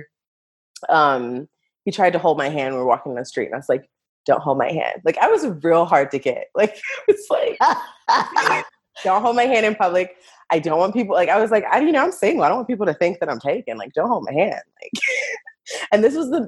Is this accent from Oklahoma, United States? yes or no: no; DC area, Virginia, United States; moved away as an adult; also born or lived in Vietnam; now in Costa Rica; I am from Virginia, DC area, and I am currently living in Costa Rica